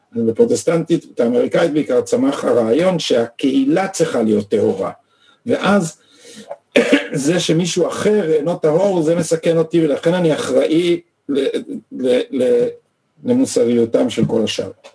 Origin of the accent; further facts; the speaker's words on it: Israel; אנחנו גדלנו פה